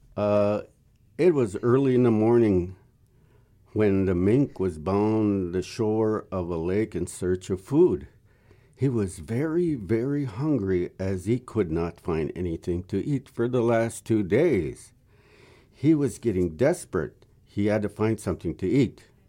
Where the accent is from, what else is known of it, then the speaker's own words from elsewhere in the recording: Minnesota, United States; I was born and raised in Conima, Minnesota